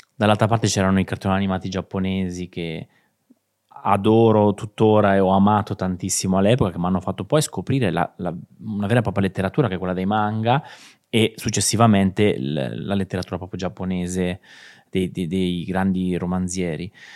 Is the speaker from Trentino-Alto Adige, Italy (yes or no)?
no; Chiaravalle, Marche, Italy; marchigiano, nato in un piccolissimo paesino di provincia che si chiama Chiaravalle, in provincia di Ancona